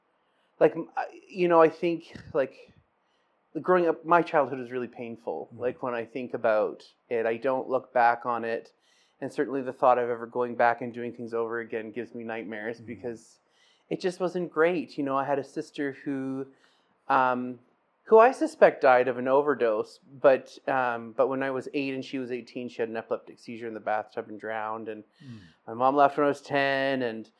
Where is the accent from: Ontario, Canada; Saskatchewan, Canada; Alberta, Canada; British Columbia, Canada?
Ontario, Canada; South Porcupine; also born or lived in Timmins / North Bay; I grew up in Northern Ontario. I was born in Timmins and grew up in South Porcupine and spent my teens in North Bay. Scottish working class family. It's a small mining town.